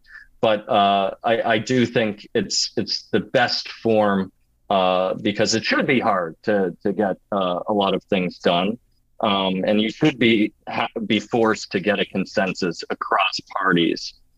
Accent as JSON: {"language": "English", "town": "Hollis", "region": "New Hampshire", "country": "United States", "tie": "born or raised there", "said": "I'm a native Granite Stater. I was born and raised in Hollis"}